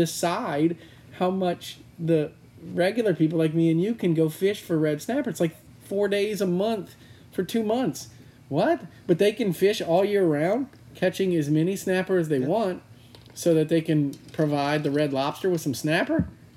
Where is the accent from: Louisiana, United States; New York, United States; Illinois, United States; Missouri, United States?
Louisiana, United States; I grew up in Louisiana swimming with alligators.